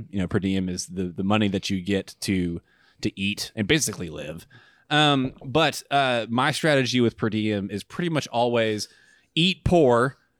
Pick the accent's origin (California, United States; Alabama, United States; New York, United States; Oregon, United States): Alabama, United States; Huntsville; moved away; I'm from Huntsville